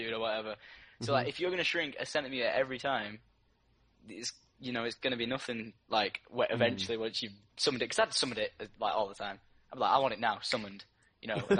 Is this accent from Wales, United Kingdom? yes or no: no; Manchester, North West England, United Kingdom; where I'm from Manchester, so everyone's like, oh, you're a, you know, everyone calls you a Manc